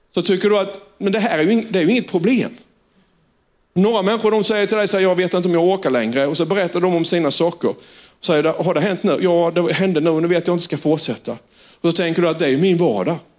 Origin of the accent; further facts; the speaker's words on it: Sölvesborg, Blekinge, Sweden; accent: Sölvesborg dialect; jag var från Sölvesborg och engelskan var både bruten, den var extremt dålig och det var på klingande sölvesborgska.